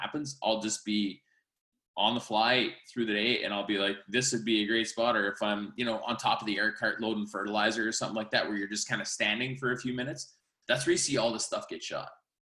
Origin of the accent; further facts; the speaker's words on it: Saskatchewan, Canada; where I come from